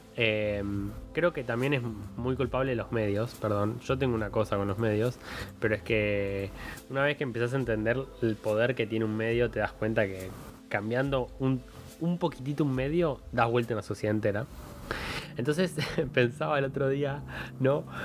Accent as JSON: {"language": "Spanish", "country": "Argentina", "said": "tenemos una cosa en Argentina que es compararnos con Chile"}